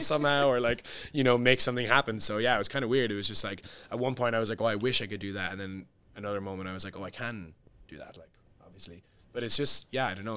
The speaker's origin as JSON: {"language": "English", "town": "Cork", "region": "Munster", "country": "Ireland", "tie": "born or raised there", "also_born_or_lived": "London", "moved": "as an adult", "said": "my hometown is Cork"}